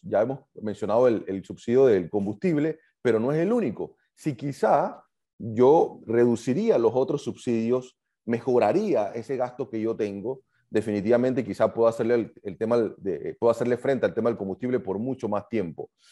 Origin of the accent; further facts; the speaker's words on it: Panama; lo estamos pagando todo como panameños